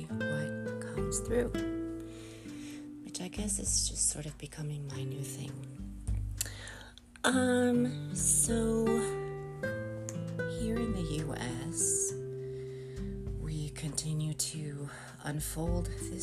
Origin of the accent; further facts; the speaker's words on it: United States; as an American